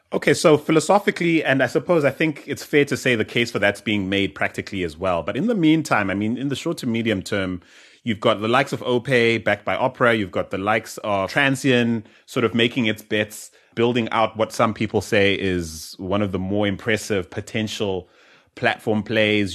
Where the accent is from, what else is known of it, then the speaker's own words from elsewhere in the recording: South Africa; growing up in South Africa or even in Southern Africa